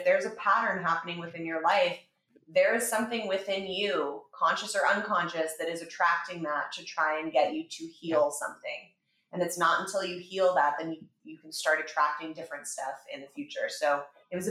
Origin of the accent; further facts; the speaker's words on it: Los Angeles, California, United States; I grew up in Los Angeles with my mom and my dad.